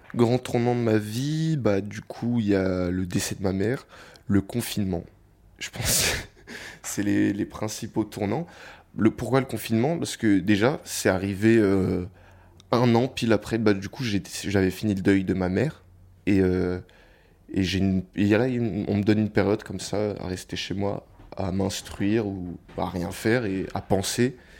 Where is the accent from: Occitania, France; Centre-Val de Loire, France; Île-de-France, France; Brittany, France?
Île-de-France, France; Paris; je viens de Paris et euh, voilà, je, suis un Parisien. Depuis que je suis né, j'habite dans le même appartement à, Paris.